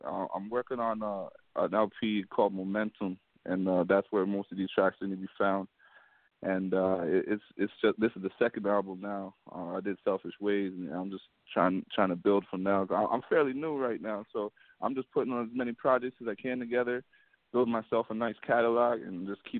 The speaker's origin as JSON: {"language": "English", "town": "Hamilton", "region": "Ontario", "country": "Canada", "said": "Hamilton, Canada. Okay. So it's like a neighboring city to Toronto. We're like right close by."}